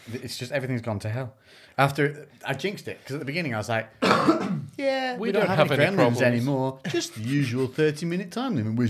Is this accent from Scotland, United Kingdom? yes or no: yes; Scotland, United Kingdom; All right, I'm fucking Scottish.